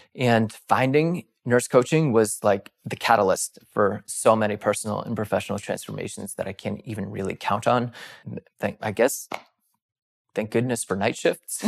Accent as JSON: {"language": "English", "region": "East Coast", "country": "United States", "tie": "born or raised there", "moved": "as an adult", "said": "I started popping around to different E Rs in where, where I grew up on the East Coast"}